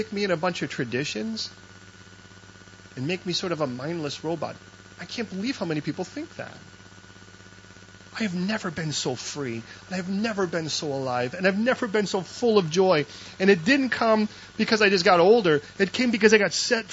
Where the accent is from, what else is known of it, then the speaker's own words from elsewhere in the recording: Chicago, Illinois, United States; I was born in Chicago